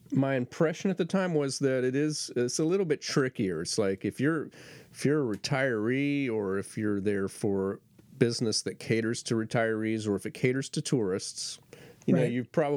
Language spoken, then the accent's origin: English; Florida, United States; moved away as an adult; also born or lived in Jacksonville; now in North Carolina, United States; I'm actually a Florida native. I was born in Florida, and I lived there 22 years before I moved to North Carolina